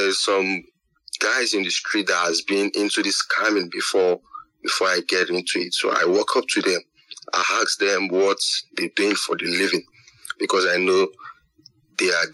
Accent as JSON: {"language": "English", "region": "Lagos", "country": "Nigeria", "tie": "born or raised there", "said": "I grew up in Lagos, in Nigeria. And I've never been out of Nigeria."}